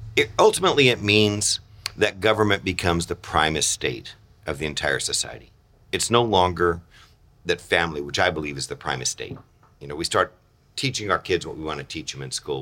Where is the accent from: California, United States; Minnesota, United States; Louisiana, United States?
California, United States; Chula Vista; moved away as an adult; also born or lived in Modesto, California; I grew up in San Diego, Chula Vista area, came back to Modesto, having been born here, but not grown up